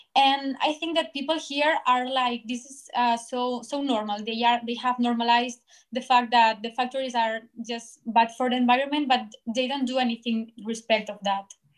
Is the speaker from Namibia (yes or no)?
no; Barcelona, Catalonia, Spain; I'm from Barcelona, and I am studying journalists in Autonomous University